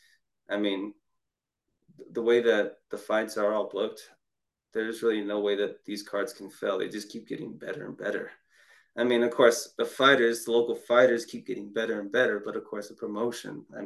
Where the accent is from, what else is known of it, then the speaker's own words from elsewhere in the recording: Ogden, Utah, United States; my hometown, Ogden